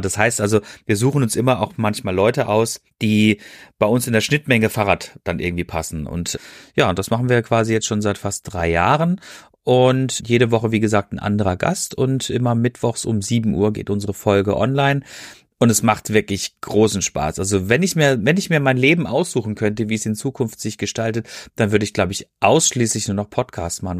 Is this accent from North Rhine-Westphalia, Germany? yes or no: no; Freiburg, Baden-Württemberg, Germany; now in Ruhr area, Germany; ich wohne ja hier im Ruhrgebiet und ich äh, bin gebürtig aus Freiburg